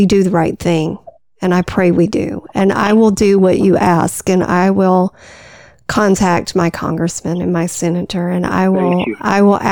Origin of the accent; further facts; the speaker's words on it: United States; I'm American born and bred